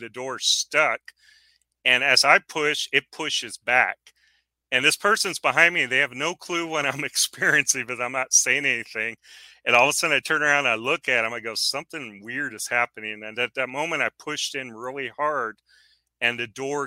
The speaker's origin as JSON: {"language": "English", "town": "San Antonio", "region": "Texas", "country": "United States", "tie": "born or raised there", "moved": "as an adult", "lives_now": "West Texas, United States", "said": "I grew up in San Antonio"}